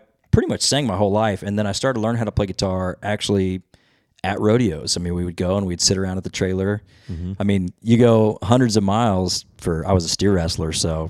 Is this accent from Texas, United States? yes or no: yes; Weatherford, Texas, United States; I grew up in Weatherford, Texas, all my life.